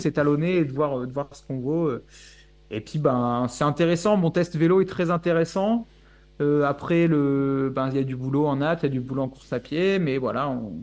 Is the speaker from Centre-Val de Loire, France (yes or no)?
yes; Bourges, Centre-Val de Loire, France; moved away; je viens de Bourges à la base